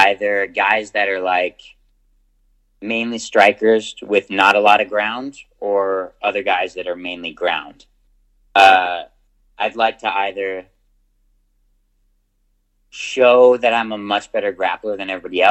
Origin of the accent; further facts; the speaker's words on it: United States; as an American